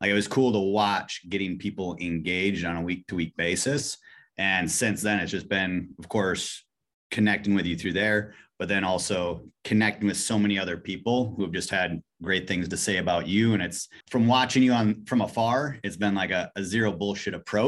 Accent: Wisconsin, United States; I grew up in Wisconsin. I mean, literally grew up in the middle of Wisconsin on a farm, middle of nowhere

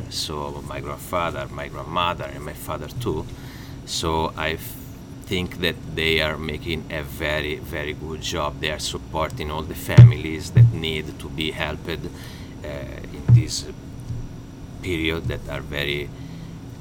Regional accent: Pisa, Tuscany, Italy; English is a second language; moved away as an adult; now in Fort Worth, United States; I'm from Pisa

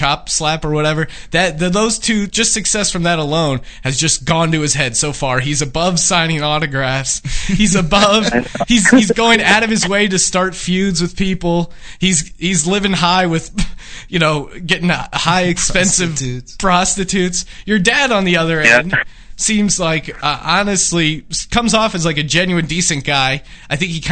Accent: Pennsylvania, United States; I grew up in Pennsylvania.

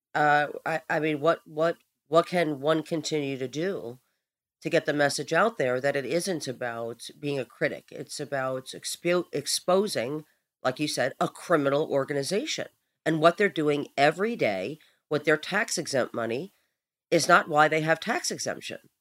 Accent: New York City, New York, United States; I'm from Brooklyn, so I already have, you know, that uh, built inside of me

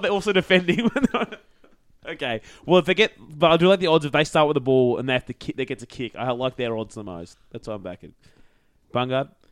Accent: Queensland, Australia; as a Queenslander

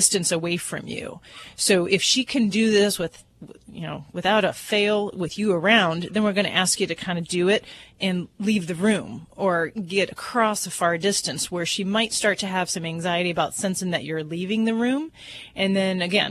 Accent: Hammond, Indiana, United States; I come from the Hammond area, Hammond, Munster, Indiana.

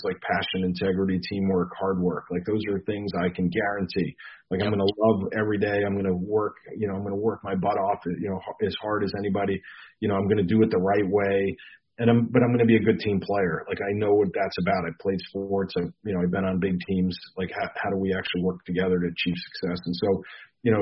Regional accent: New York, United States; I grew up in New York

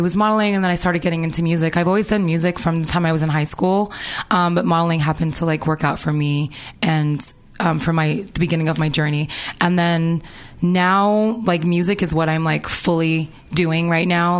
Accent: Toronto, Ontario, Canada; moved away; also born or lived in Los Angeles; I'm from Toronto, Canada, and I came here when I was very young.

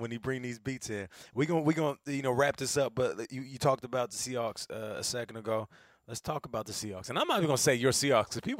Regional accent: Seattle, Washington, United States; I'm from Seattle. I'm from Seattle.

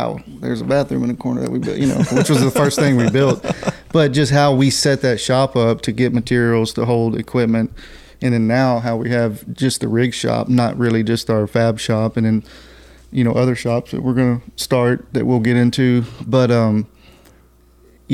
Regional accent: Columbus, Texas, United States; I grew up in Columbus, Texas

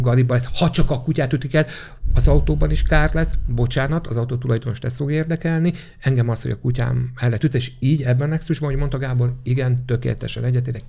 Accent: Székesfehérvár, Fejér, Hungary; Ugye én Székesfehérvári vagyok, de Pesten is rengeteget dolgozom

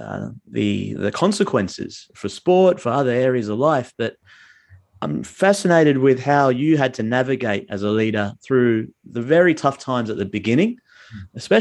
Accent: Fremantle, Western Australia, Australia; I'm from Frio, not from Perth

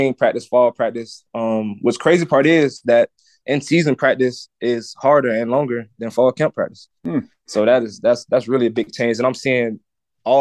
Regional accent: St. Petersburg, Florida, United States; I grew up in St. Petersburg, Florida.

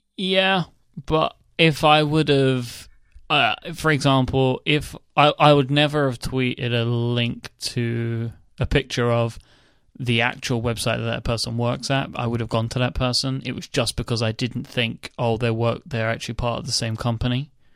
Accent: United Kingdom; I'm British

